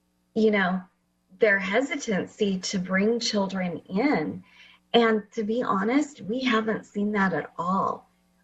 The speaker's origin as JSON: {"language": "English", "town": "Fresno", "region": "California", "country": "United States", "tie": "born or raised there", "also_born_or_lived": "Washington", "said": "I actually live in Fresno, and I grew up here in Fresno"}